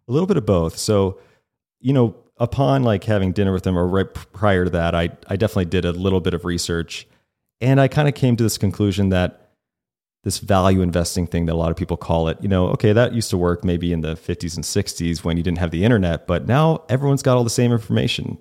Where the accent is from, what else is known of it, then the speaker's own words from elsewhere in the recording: the South, United States; moved away; I grew up in the South a little bit.